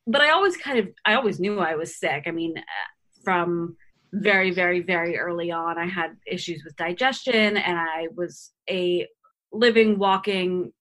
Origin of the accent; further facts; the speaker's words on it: Boca Raton, Florida, United States; I grew up in Boca Raton, which is, you know, kind of an affluent city